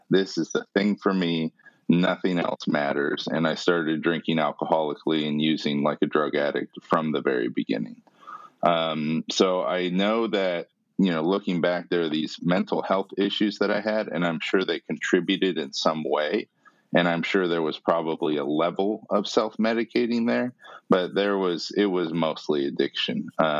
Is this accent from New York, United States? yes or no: no; San Diego, California, United States; born there; I was born in San Diego, mostly a normal life. And, you know, we moved around a lot.